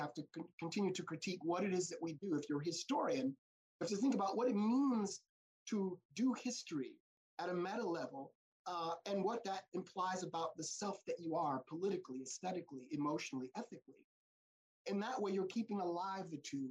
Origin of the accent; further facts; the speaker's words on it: United States; what I am as an American